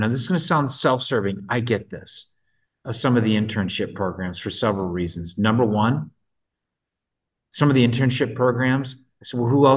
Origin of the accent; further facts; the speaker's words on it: Minnesota, United States; I'm from Minnesota